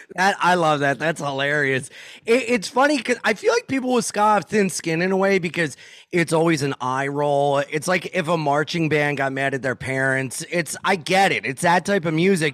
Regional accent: Wilmington, Delaware, United States; I'm from Wilmington, Delaware

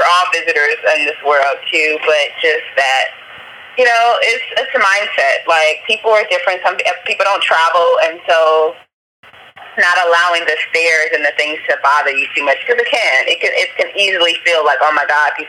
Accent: Los Angeles, California, United States; moved away as an adult; also born or lived in Mexico; now in Da Nang, Vietnam; I'm from South Central

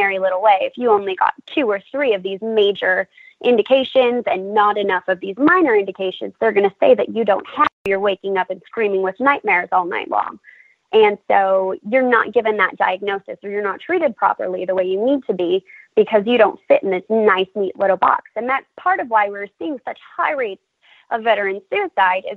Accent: California, United States; now in San Antonio, United States; I grew up in California, so I was raised with cannabis as medicine

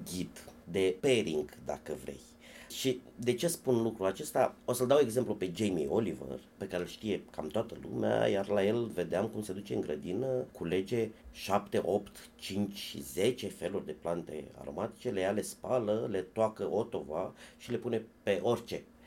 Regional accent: Focșani, Vrancea County, Romania; la mine la copilărie, la Focșani

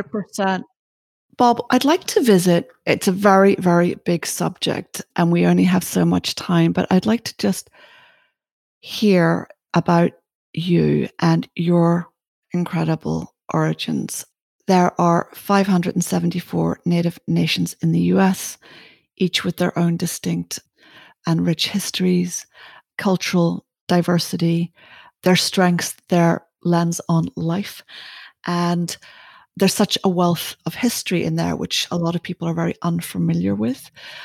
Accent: Ireland; you know, I'm Irish.

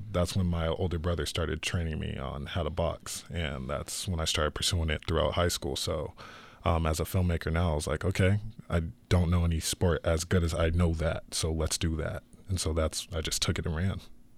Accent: Chandler, Arizona, United States; I'm the director of The Rematch, and I'm from Chandler, Arizona.

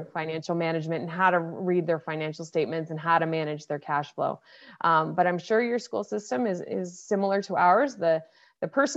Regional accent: Nova Scotia, Canada; now in Toronto, Canada; I grew up on the East Coast in Nova Scotia, and then over the years made my way to Toronto, Ontario.

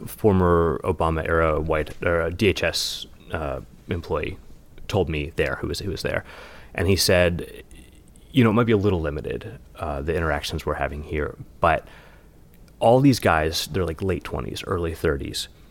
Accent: West Virginia, United States; now in New York, United States; my hometown of West Virginia

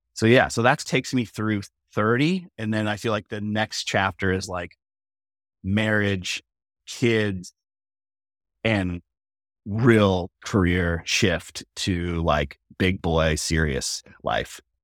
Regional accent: Mission Viejo, California, United States; I grew up in Orange County, pretty, like, working class

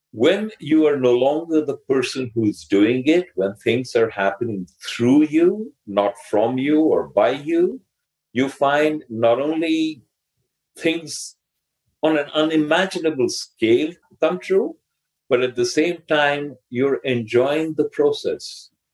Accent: India; English is a second language; I'm Indian and I grew up learning English by reading rather than by speaking

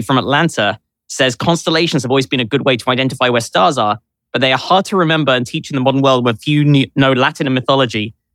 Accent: London, United Kingdom; now in New York, United States; I grew up in London

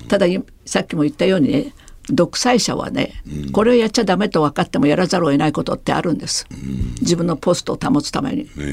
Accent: Taiwan; now in Japan; 私台湾出身ですから

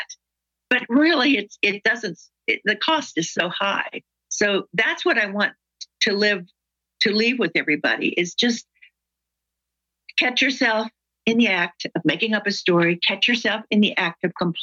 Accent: the South, United States; I'm from the South

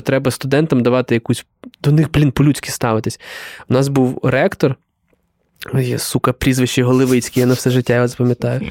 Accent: Galicia, Ukraine; ми і галичани

